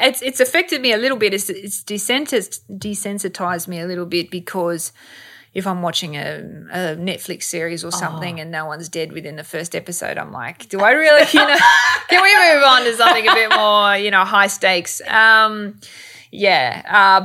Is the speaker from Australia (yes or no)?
yes; Sydney, New South Wales, Australia; I'm from Bankstown, you know, I'm from Sydney's West and I went to a public high school